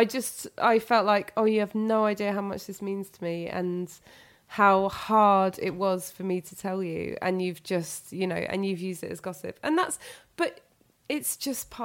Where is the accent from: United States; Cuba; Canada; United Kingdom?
United Kingdom; London; I'm 0207, I'm from London